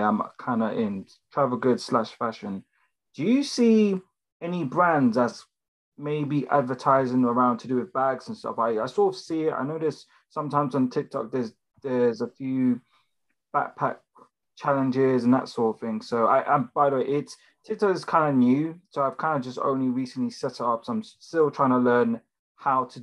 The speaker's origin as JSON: {"language": "English", "region": "London", "country": "United Kingdom", "said": "I'm from London"}